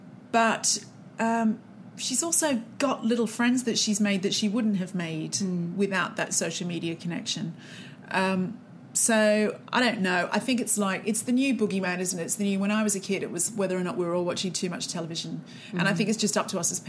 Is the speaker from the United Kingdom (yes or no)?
no; Australia; moved away; I'm from Australia